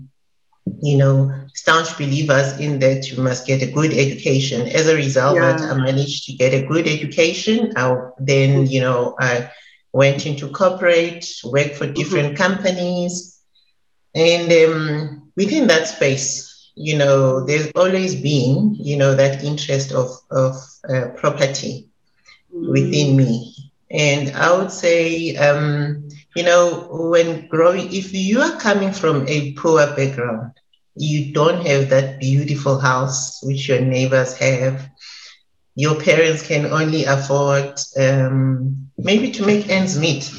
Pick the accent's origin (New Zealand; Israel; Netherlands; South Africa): South Africa; I'm South African, and I grew up in a location like most Black kids in South Africa